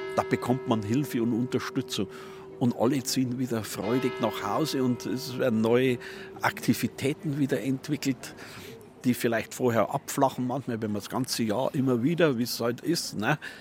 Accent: Bavaria, Germany; wir Bayern

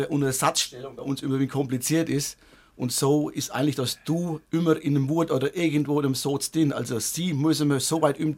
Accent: Bavaria, Germany; sind ja noch stolz darauf, dass wir noch Bayern sind. Drüben sind wir auch, wie gesagt, auch von unserem Dialekt stolz

